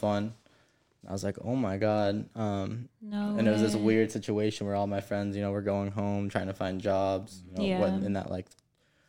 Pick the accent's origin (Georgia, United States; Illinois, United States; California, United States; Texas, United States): California, United States; San Clemente; moved away as an adult; also born or lived in Boulder, Colorado; I'm from San Clemente, California. I went to school out there till high school